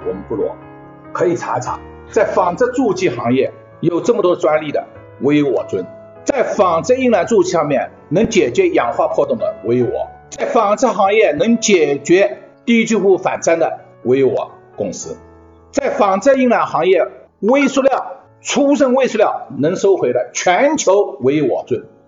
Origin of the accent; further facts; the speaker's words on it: Shanghai, China; moved away; also born or lived in abroad; 我是一个上海城市长大的，我在国外待了这么多年